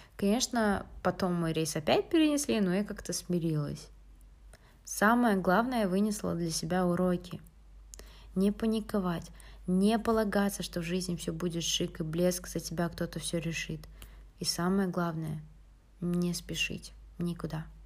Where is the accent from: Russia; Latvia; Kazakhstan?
Kazakhstan; Atyrau, Atyrau Region; moved away as an adult; also born or lived in United States; now in Finland; я из города Атрау, но на данный момент учусь в Финляндии на втором курсе